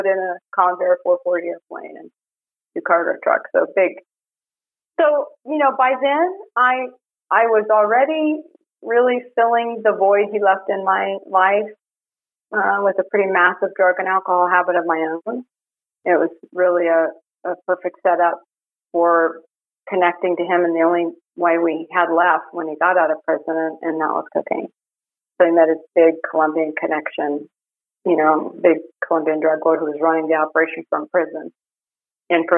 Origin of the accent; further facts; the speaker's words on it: Miami, Florida, United States; I grew up in Miami. It was a small blue-collar suburb south of Miami